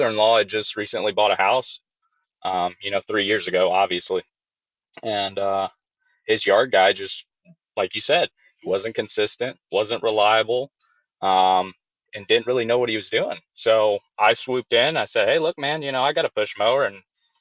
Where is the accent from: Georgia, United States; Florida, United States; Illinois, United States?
Georgia, United States; Born and raised in Georgia